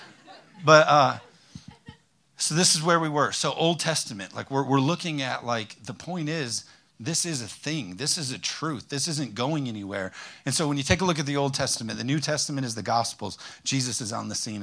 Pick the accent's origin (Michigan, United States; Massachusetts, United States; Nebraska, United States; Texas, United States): Michigan, United States; Hudsonville; also born or lived in North Carolina; I'm from Hudsonville, Zeeland area